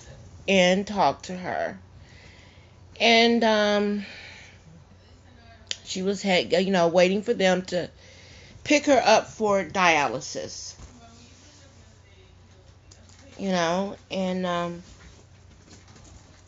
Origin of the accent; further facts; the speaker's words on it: Teague, Texas, United States; moved away; I was back at my hometown, and we were burying my mom, Moore's Angelic Funeral Home in Teague, Texas.